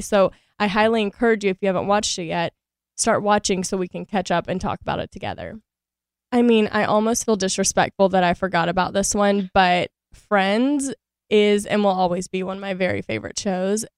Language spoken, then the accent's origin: English; Shreveport, Louisiana, United States; moved away as an adult; also born or lived in San Diego; now in Los Angeles, United States; I grew up in Shreveport, Louisiana